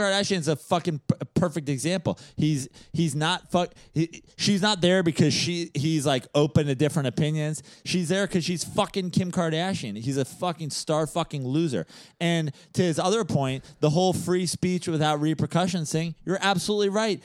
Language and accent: English; New York, United States; As a New Yorker